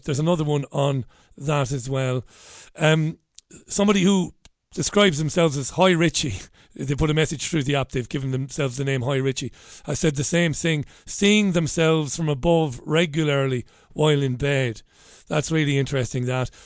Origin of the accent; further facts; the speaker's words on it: Ireland; being an Irishman